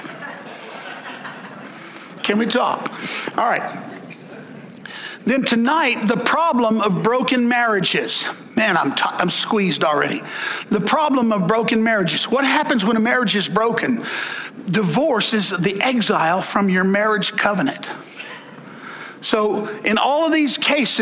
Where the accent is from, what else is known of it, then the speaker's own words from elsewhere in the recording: the South, United States; I'm from the South